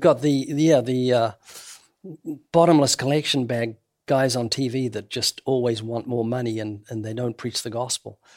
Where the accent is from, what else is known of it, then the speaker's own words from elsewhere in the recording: New Zealand; moved away as an adult; now in United States; being a New Zealander